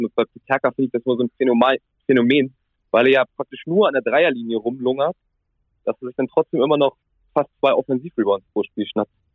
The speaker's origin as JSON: {"language": "German", "region": "Central Germany", "country": "Germany", "moved": "yes", "said": "Ich komme ja ursprünglich ganz aus der Mitte Deutschlands"}